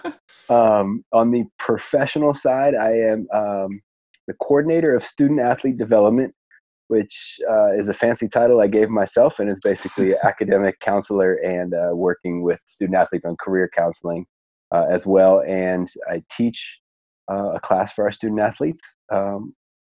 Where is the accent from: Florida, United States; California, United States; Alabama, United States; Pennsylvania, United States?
California, United States; Stanford; moved away as an adult; now in San Diego, United States; I grew up in the Stanford area